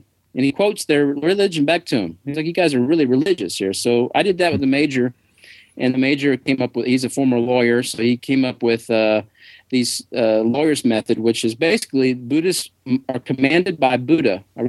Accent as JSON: {"language": "English", "region": "Tennessee", "country": "United States", "moved": "yes", "said": "I'm from Tennessee."}